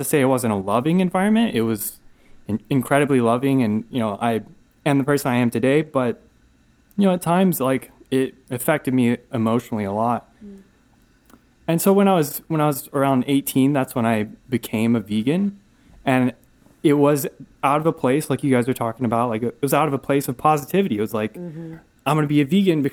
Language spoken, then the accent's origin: English; Asheville, North Carolina, United States; I'm from Asheville, North Carolina.